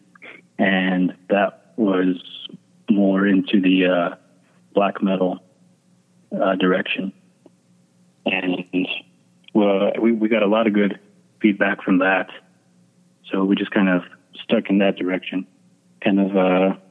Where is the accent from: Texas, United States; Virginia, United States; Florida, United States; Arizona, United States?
Arizona, United States; Ganado; we are from Ganado, Arizona, and we are all Navajo, from the Navajo Nation up here in Arizona